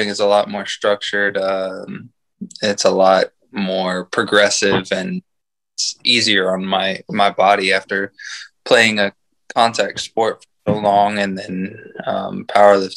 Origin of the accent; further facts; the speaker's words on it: San Antonio, Texas, United States; I am from San Antonio, Texas. I have lived in Texas pretty much my whole life